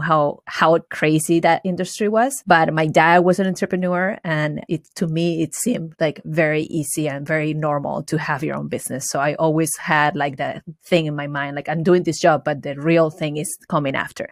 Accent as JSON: {"language": "English", "country": "Venezuela", "tie": "born or raised there", "also_born_or_lived": "Valencia, Venezuela / upstate New York", "second_language": "English", "moved": "as an adult", "lives_now": "United States", "said": "I was born and raised in Venezuela. I went to high school in Venezuela, and I moved here f, into upstate New York for college"}